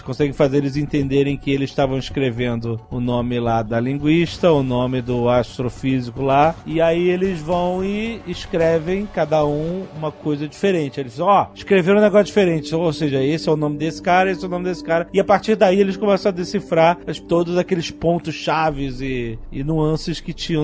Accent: Rio de Janeiro, Brazil; carioca, que nem eu

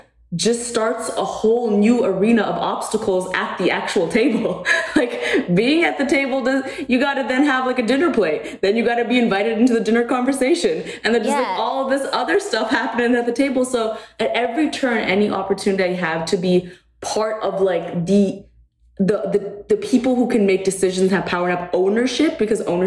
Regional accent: Canada; moved away; I grew up in Canada

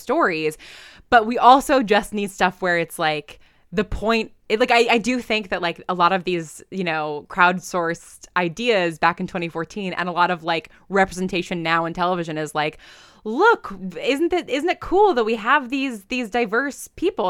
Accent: New York, United States; I'm from New York

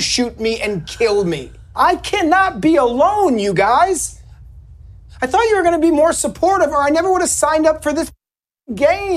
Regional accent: Evanston, Illinois, United States; moved away; when I was a little kid, I grew up outside of Chicago

